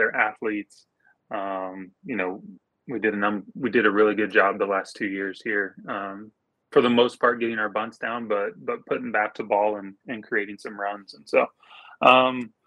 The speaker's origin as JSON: {"language": "English", "region": "Oklahoma", "country": "United States", "tie": "born or raised there", "said": "I grew up in Oklahoma. I still live in Oklahoma"}